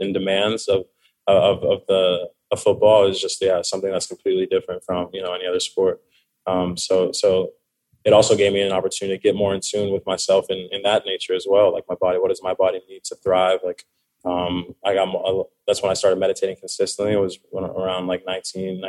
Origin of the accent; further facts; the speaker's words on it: Orange County, California, United States; I'm from Orange County